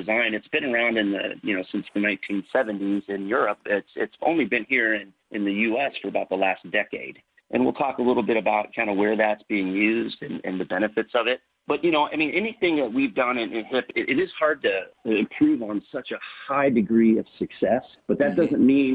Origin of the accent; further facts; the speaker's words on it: Northern Indiana, United States; also born or lived in Kansas City, Missouri; now in Warsaw, United States; I grew up in Northern Indiana.